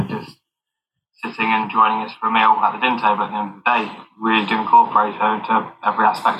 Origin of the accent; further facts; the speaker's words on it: United States; I am 28, and I'm also from America.